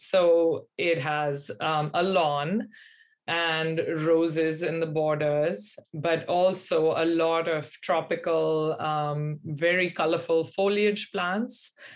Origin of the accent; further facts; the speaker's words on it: Pune, Maharashtra, India; moved away as an adult; now in Boston, United States; I grew up in India in um, a city that's on the western um, side of the country, um, central west, about three hours from Bombay, called Pune